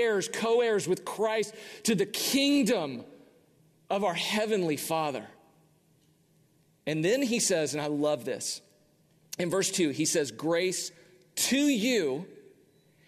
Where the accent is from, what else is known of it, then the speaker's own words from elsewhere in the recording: United States; as an American